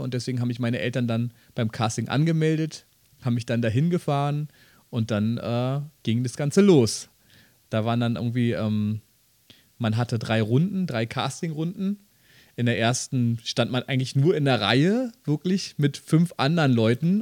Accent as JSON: {"language": "German", "region": "Berlin", "country": "Germany", "said": "ich bin Berliner"}